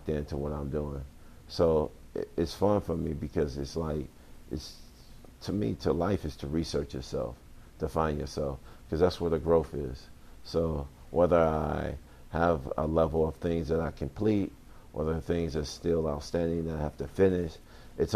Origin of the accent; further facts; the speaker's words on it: Chicago, Illinois, United States; moved away; I come from the South Side of Chicago, Roseland.